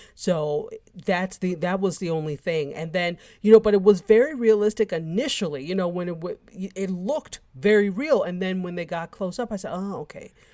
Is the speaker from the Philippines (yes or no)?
no; United States; I was born in the States